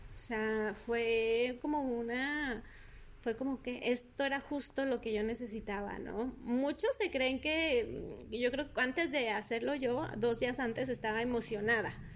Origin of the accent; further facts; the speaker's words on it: Durango, Mexico; sigo aquí en Durango, mi ciudad natal que amo